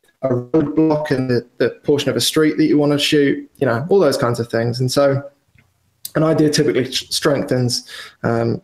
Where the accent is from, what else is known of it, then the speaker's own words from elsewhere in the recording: Wales, United Kingdom; now in London, United Kingdom; I grew up in Wales, which is probably, as the crow flies, 250 miles from London